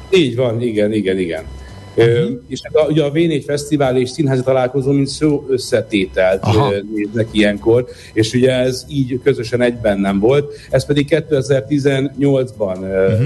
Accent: Vác, Pest, Hungary; én Vácon nőttem föl

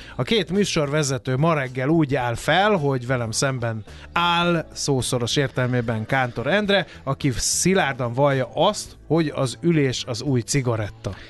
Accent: Hungary; magyarok vagyunk

